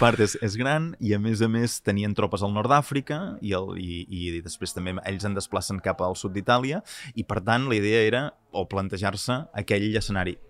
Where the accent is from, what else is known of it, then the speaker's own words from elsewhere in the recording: Catalonia, Spain; som catalans